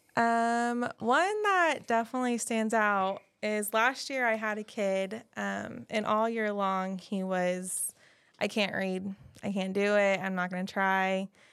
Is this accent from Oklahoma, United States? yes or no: yes; Guthrie, Oklahoma, United States; I grew up in Guthrie, so I went to all the other schools